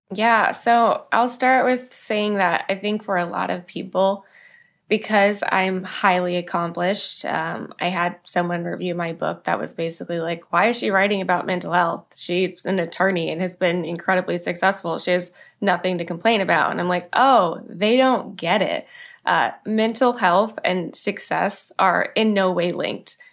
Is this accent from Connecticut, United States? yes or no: no; Manassas, Virginia, United States; I grew up in Manassas, Virginia